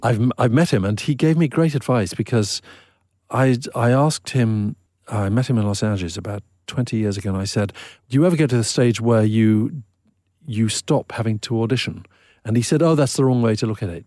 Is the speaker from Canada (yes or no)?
no; Eswatini; when I was a teenager in the seventies growing up in Swaziland